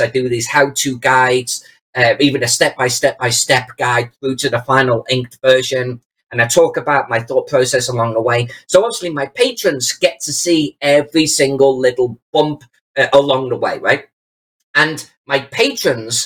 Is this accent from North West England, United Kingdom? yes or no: yes; Chester, North West England, United Kingdom; my hometown of Chester